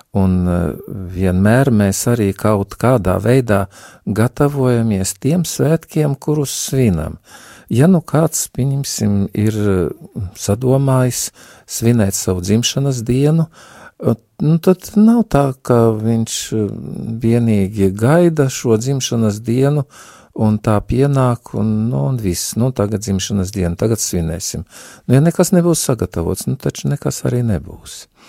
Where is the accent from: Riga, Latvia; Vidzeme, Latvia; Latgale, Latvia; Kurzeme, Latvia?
Latgale, Latvia; accent: Latgalian; es arī no Latgales, kā jūs jau dzirdat, varbūt pēc manas izrunas var teikt